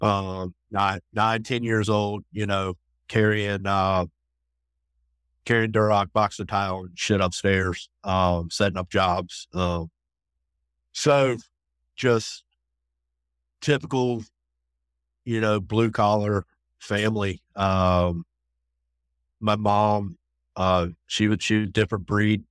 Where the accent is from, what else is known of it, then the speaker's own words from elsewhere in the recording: Raleigh, North Carolina, United States; grew up outside of Raleigh